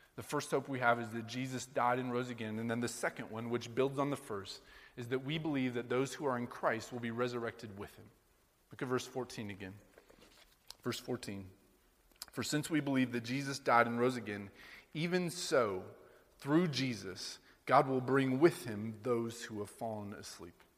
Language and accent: English; Sheraton, Iowa, United States; now in New York, United States; growing up in Sheraton, Iowa, all the good old times back in rural Iowa growing up